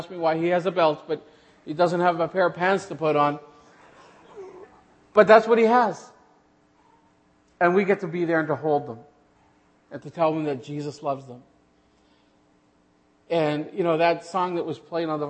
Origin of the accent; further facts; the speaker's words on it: Western Manitoba, Canada; moved away as an adult; also born or lived in Killarney, Manitoba; now in Namibia; we are from Western Manitoba